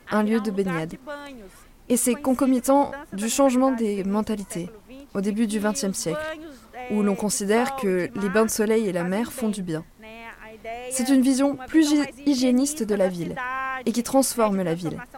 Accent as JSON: {"language": "French", "town": "Belo Horizonte", "region": "Minas Gerais", "country": "Brazil", "second_language": "French", "moved": "as an adult", "lives_now": "Rio de Janeiro, Brazil", "said": "Je suis de Belo Horizonte. J'habite à Rio de Janeiro depuis 7 ans, à Copacabana."}